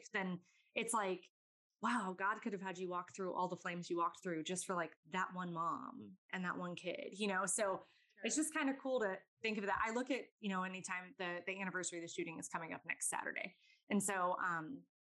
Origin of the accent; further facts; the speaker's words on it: Virginia Beach, Virginia, United States; moved away as an adult; now in Louisiana, United States; I grew up in Virginia. I grew up in Virginia Beach